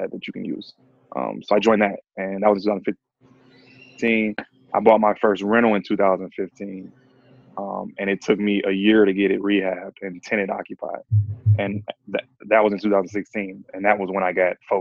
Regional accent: Detroit, Michigan, United States; I live here. So I was born and raised in Detroit

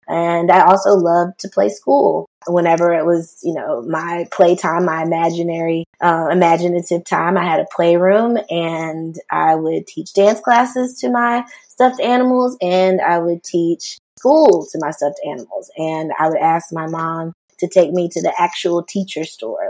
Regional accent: Rock Hill, South Carolina, United States; I am originally from Rock Hill, South Carolina. Grew up there, spent most of my life there

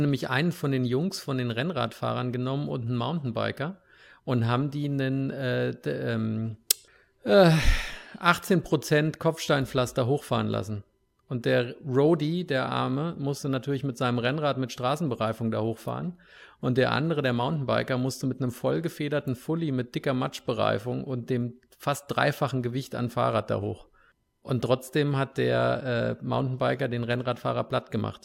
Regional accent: Hesse, Germany; now in United States; aus meiner Heimat, aus Hessen

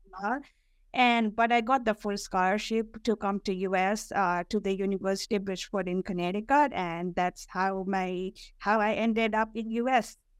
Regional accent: Kathmandu, Bagmati, Nepal; moved away as an adult; now in New York, United States; I was born and raised in Kathmandu

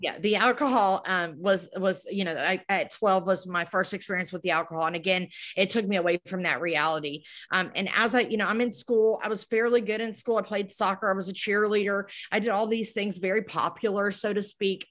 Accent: Moncks Corner, South Carolina, United States; I'm actually from Monk's Corner, South Carolina. It's a little town here, um, near Charleston, about thirty miles

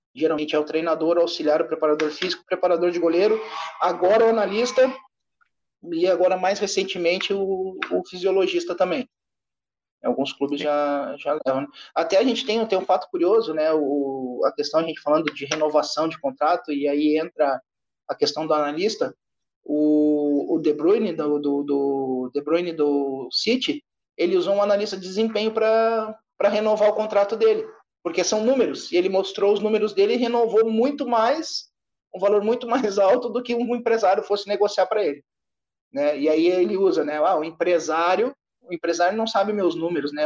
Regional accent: Rio Grande do Sul, Brazil; Sou natural do Rio Grande do Sul

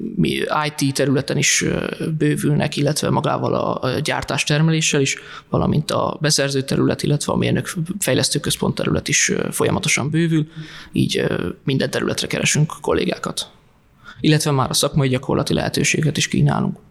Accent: Tiszafüred, Jász-Nagykun-Szolnok, Hungary; moved away; also born or lived in Budapest; én alapvetően Tiszafüredről származom

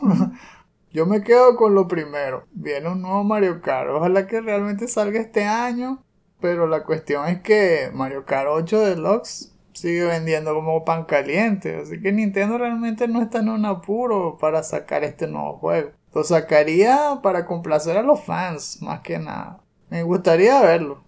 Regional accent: Venezuela; somos venezolanos

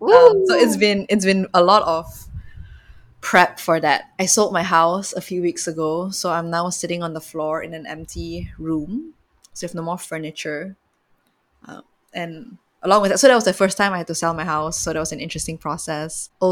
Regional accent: Malaysia; growing up in Malaysia

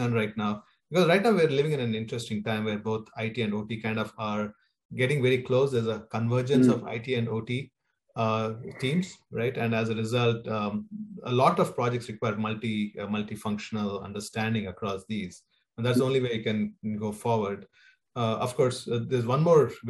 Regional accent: India; moved away as an adult; born and raised in India, and I spent there about 20 years of my life

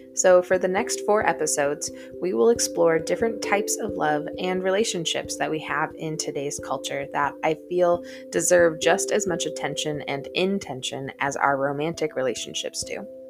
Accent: Wisconsin, United States; growing up in Wisconsin

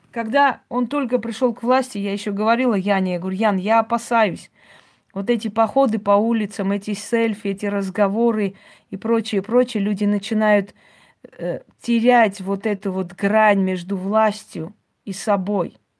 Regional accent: Georgia; now in Moscow, Russia; Я лично родилась в Грузии

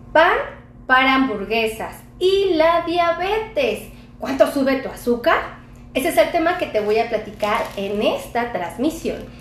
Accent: Mexico; Muchos de los mexicanos tenemos acceso a este pan

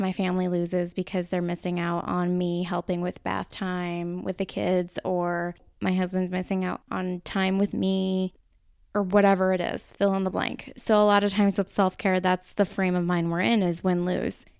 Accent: Minnesota, United States; accent: Minnesota; my Minnesota accent

